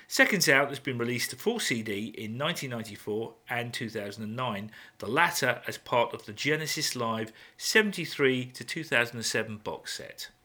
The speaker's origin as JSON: {"language": "English", "region": "England", "country": "United Kingdom", "said": "we English"}